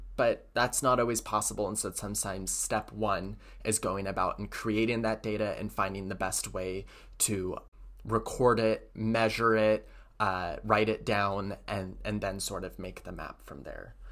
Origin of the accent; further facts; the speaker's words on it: Hood River, Oregon, United States; moved away; I came from Hood River